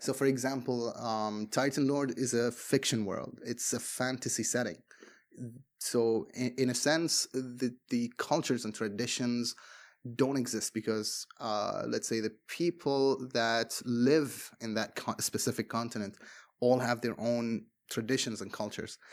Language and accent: English; Bahrain; English is a second language; I am from Bahrain